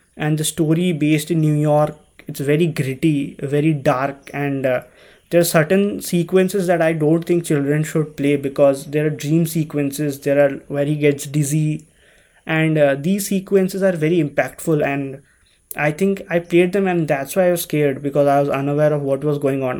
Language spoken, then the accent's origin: English; India; growing up in India